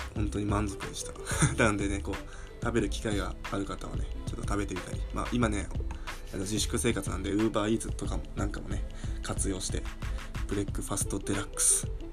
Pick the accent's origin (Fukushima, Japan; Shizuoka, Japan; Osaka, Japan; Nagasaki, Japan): Fukushima, Japan; moved away; 僕の地元が福島なんですけど